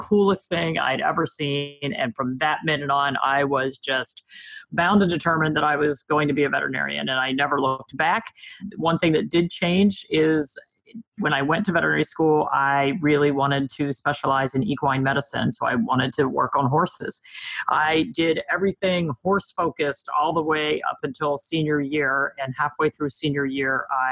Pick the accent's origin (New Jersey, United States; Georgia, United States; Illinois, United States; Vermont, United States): New Jersey, United States; I'm a Jersey girl. I'm from New Jersey, so the East Coast of the US